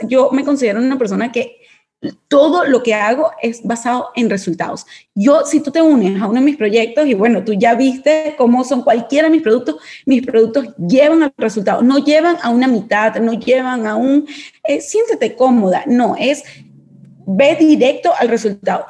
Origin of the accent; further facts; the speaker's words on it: Venezuela; moved away as an adult; now in Panama; Yo, venezolana, situación país que todo el mundo conoce, yo salgo apenas me gradúo. Apenas yo me gradué de la universidad como economista, salí de una vez de Venezuela y llegó a Panamá.